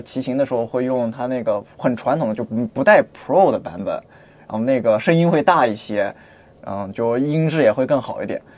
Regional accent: Hefei, Anhui, China; now in Shenzhen, China; 我是合肥人

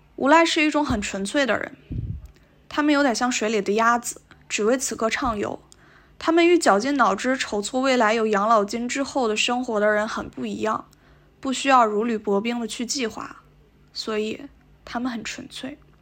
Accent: Northeast China, China; 我作为一个东北人

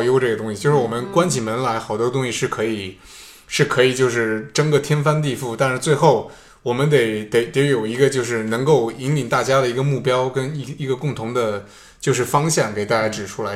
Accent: China; now in Stockholm, Sweden; 留学生可能也算是说在国内长大的，包括我

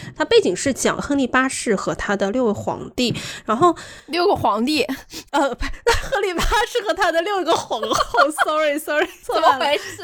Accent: China; 我们中国人眼中的鲁迅先生的这个形象

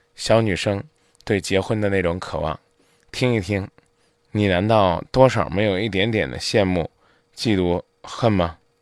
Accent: Zhengzhou, Henan, China; 咱们郑州人

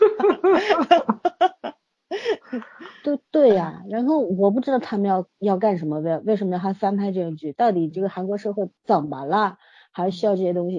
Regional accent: China; 我们中国人

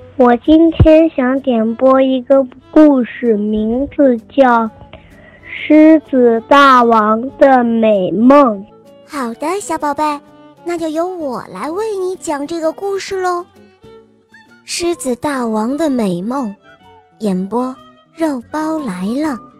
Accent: Xi'an, Shaanxi, China; 我今年六岁了，我来自西安

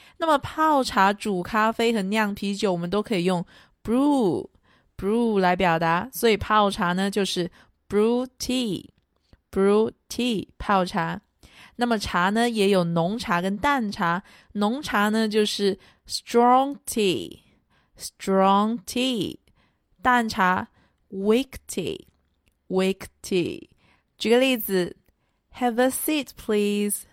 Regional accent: China; 我们中国人啊，都有喝茶的习惯

